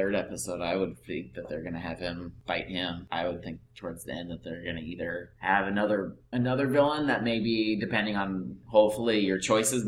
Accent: Iowa, United States; who is from my hometown. In Iowa

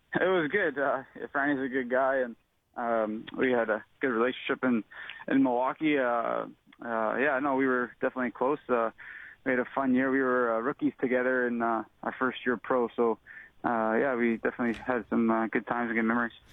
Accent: Canada; I'm obviously a Canadian boy

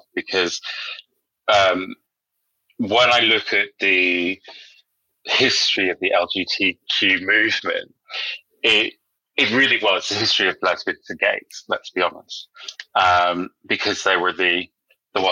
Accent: Northern Ireland, United Kingdom; now in London, United Kingdom; growing up in Northern Ireland is a very socially conservative place

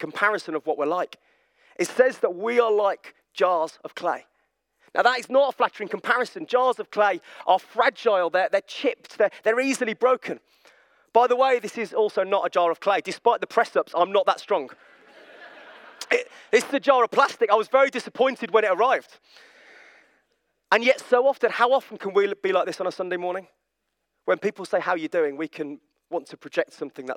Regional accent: Birmingham, West Midlands, United Kingdom; I'm from Birmingham

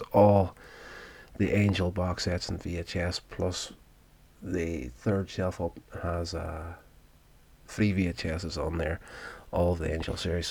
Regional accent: Northern Ireland, United Kingdom; I grew up in Northern Ireland, which is part of the UK

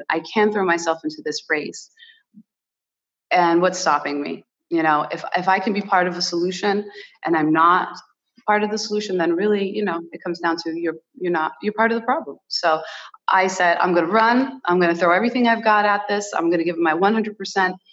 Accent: Rhode Island, United States; first language Portuguese; English is a second language; really great childhood surrounded by the Portuguese community, and I'm really blessed to say that you know, I was born in America, but my heritage, my Portuguese heritage, is so rich, and I'm so proud of it.

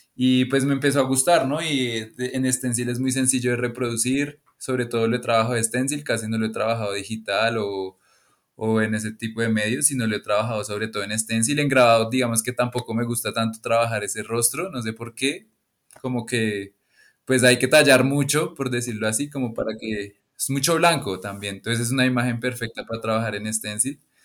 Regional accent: Bogotá, Colombia; now in Tabio, Colombia; soy de Bogotá, Colombia

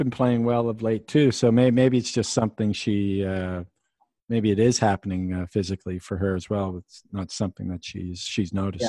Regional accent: Canada; I'm Canadian

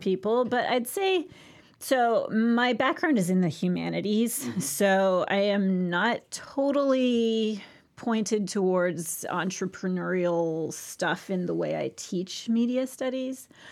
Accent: Santa Barbara, California, United States; In Santa Barbara

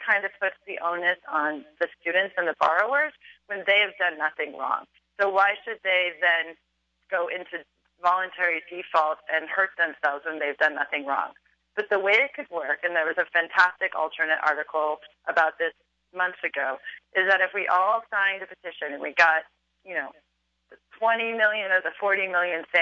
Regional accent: California, United States; I'm from California

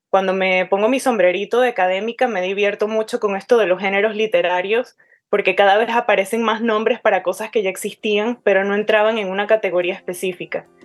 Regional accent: Caracas, Capital District, Venezuela; accent: Caracas; now in United States; viviendo en Estados Unidos hace más de una década, entre tantos latinoamericanos, ya ni mi propio acento es ortodoxamente caraqueño

